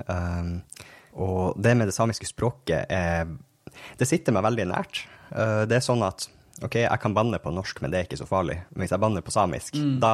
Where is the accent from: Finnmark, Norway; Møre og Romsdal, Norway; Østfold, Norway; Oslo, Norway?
Finnmark, Norway; Jeg vokste opp i Finnmark